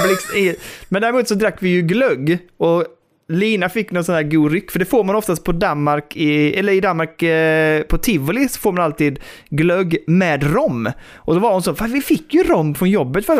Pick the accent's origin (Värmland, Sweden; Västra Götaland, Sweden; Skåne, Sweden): Skåne, Sweden; Västra Karup; min uppväxt där ute på landet liksom i Västra Karup